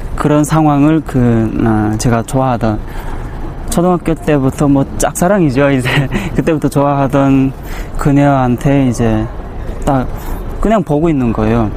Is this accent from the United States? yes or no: no; Bukchong, South Hamgyong, North Korea; now in South Korea; 고향은 함경남도 북청이고 2010년에 한국에 들어왔고.